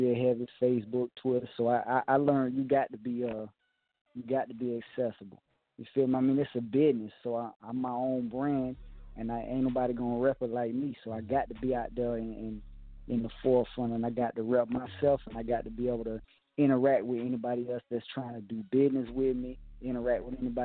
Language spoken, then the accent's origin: English; Miami, Florida, United States; I'm from the projects. I'm from 222nd and Goose in South Miami